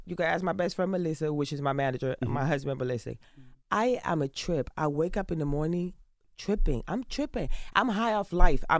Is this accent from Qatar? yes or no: no; Carolina, Puerto Rico; I grew up in Puerto Rico. I grew up in Carolina, in Las Esmeraldas, en el Caserío. I grew up in the ghetto, in the hood, in the trenches.